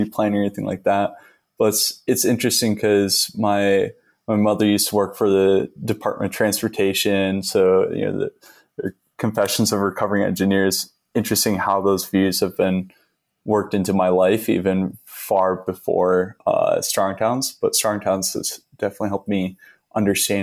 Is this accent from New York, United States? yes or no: no; Charlotte, Michigan, United States; my hometown of Charlotte is about just shy of 10,000 people